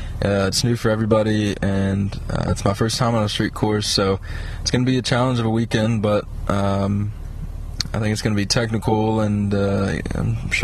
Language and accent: English; Concord, North Carolina, United States; I'm from Concord, North Carolina, just outside of Charlotte